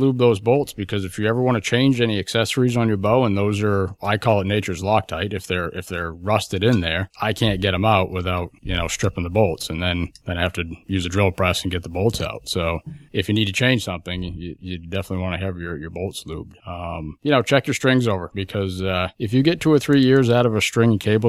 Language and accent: English; Concord, New Hampshire, United States; I am originally from Concord, New Hampshire.